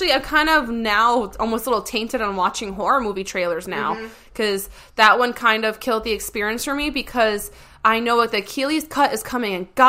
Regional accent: New England, United States; I'm from New England

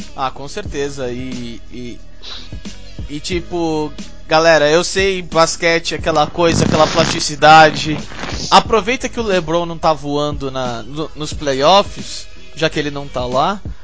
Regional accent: Brazil; eu sou brasileiro

